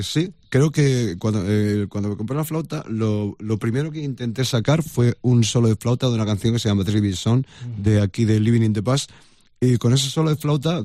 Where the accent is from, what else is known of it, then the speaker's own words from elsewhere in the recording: Madrid, Community of Madrid, Spain; yo nací en Madrid, yo soy del Gaspi de toda la vida